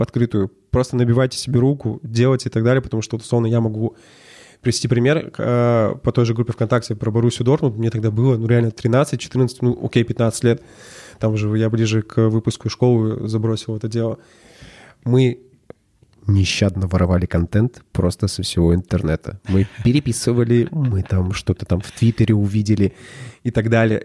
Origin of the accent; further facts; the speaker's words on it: Verkhnyaya Salda, Sverdlovsk Oblast, Russia; now in Yekaterinburg, Russia; Мы оба из Верхней Салды.